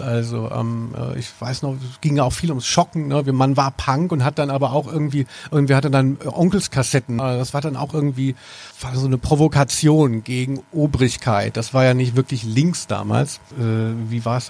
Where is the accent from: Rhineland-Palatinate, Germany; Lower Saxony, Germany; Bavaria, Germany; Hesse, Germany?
Hesse, Germany; Maintal; also born or lived in Frankfurt; also ich bin in Frankfurt geboren und äh, habe aber äh, gelebt in, bin aufgewachsen in der Nähe von Hanau-Maintal